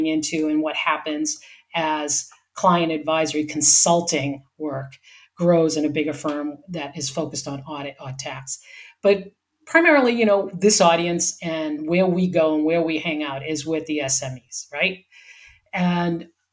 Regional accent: Boston, Massachusetts, United States; also born or lived in Wyoming; now in San Diego, United States; I grew up in Boston where it went from hot, humid summers to wicked cold, windy, wet winters

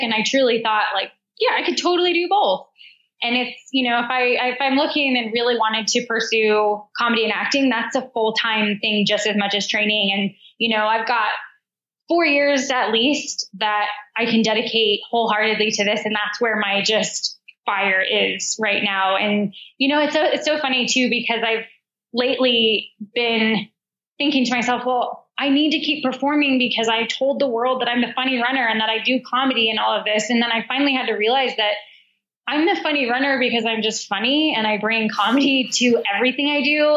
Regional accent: United States; accent: American; moved away as an adult; also born or lived in Australia / Chicago; my American accent

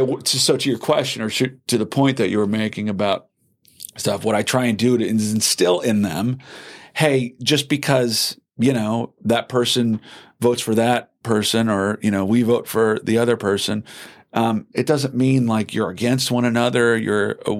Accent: Wisconsin, United States; I'm always coming from Wisconsin. You know, we have it's the home of progressivism.

